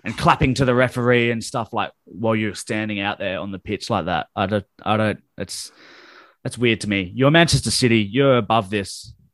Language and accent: English; Adelaide, South Australia, Australia; we're from Adelaide